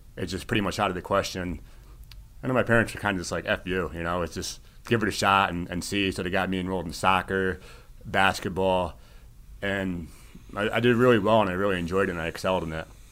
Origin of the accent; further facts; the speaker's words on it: Shelton, Connecticut, United States; now in Westport, United States; I grew up in Shelton, which is pretty awesome to be back in, in the valley